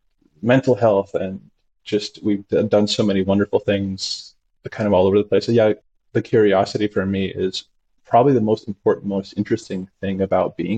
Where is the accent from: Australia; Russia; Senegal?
Russia; Saint Petersburg; now in Los Angeles, United States; I was born in Russia